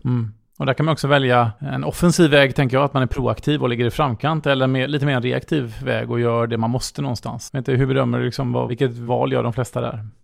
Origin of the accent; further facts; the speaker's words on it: Gothenburg, Västra Götaland, Sweden; som göteborgare vill jag att det här ska vara världens bästa stad att bo